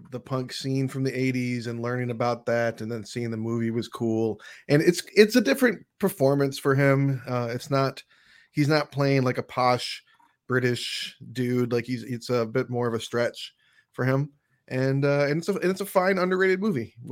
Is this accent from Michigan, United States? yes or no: yes; Michigan, United States; I'm from I'm from Michigan